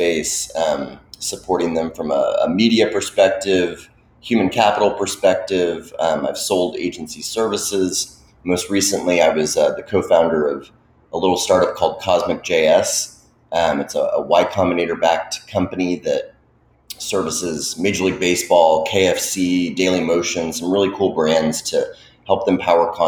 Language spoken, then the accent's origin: English; Dallas, Texas, United States; I grew up in the Dallas area